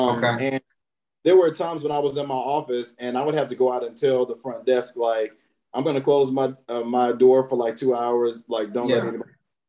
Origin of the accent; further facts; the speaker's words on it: Alabama, United States; moved away as an adult; now in Washington, D.C., United States; So I'm originally from Alabama. The only two places I've ever lived are Alabama and D.C. I came to D.C., as you mentioned, to go to Howard.